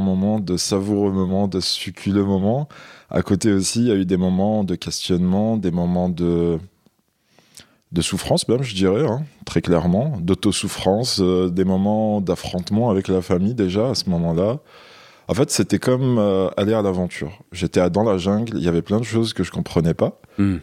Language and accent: French; Algeria; moved away as an adult; now in France; je suis né en Algérie. J'ai grandi là-bas